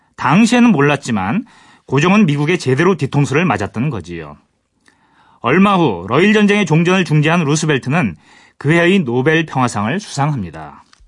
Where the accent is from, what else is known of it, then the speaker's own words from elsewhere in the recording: Gangwon, South Korea; 제가 고향이 강원도인데 사실은 이제 이쪽 저그 영서 쪽에 있어가지고